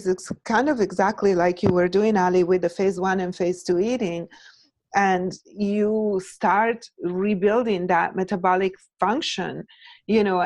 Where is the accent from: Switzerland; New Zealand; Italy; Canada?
Italy; now in United States; I'm Italian. So I was born and raised in Italy